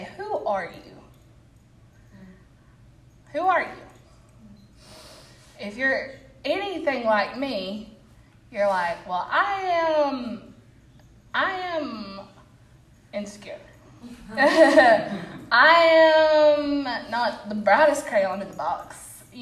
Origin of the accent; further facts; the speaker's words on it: Albertville, Alabama, United States; I'm from Albertville, but I am a church member at Boaz